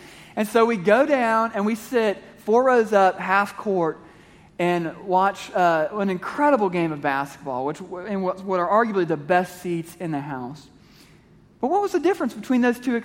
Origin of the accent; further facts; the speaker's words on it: Kansas City, Missouri, United States; I grew up in Kansas City, Missouri, which is 45 minutes from Lawrence, Kansas